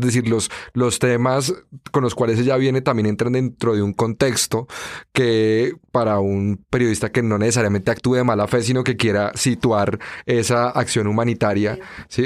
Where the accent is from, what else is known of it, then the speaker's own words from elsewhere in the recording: Colombia; aquí en Colombia lo tenemos normalizado